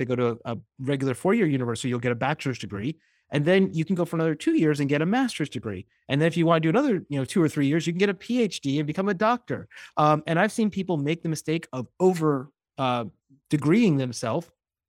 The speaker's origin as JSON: {"language": "English", "region": "Florida", "country": "United States", "tie": "born or raised there", "said": "I grew up as a Floridian. I grew up in South Florida."}